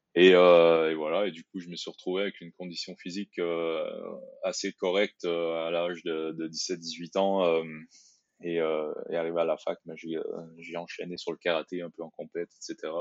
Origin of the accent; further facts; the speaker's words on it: Quebec, Canada; moved away as an adult; also born or lived in Brussels, Belgium; now in France; J'ai fait mes études euh, au Québec